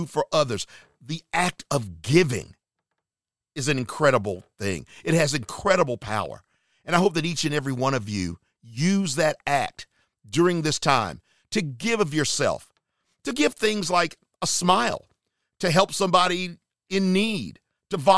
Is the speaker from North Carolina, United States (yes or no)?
yes; Charlotte, North Carolina, United States; moved away; my hometown area, Charlotte, North Carolina